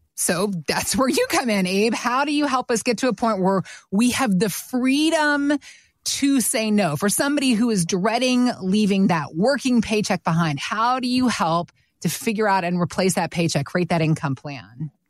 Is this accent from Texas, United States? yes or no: no; Atlanta, Georgia, United States; also born or lived in Virginia; I grew up in Atlanta